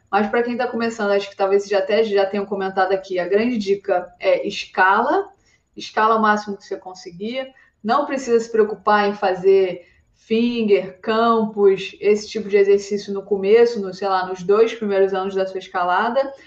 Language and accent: Portuguese; Rio de Janeiro, Brazil; moved away as an adult; now in Arco, Italy; Eu sou do Rio de Janeiro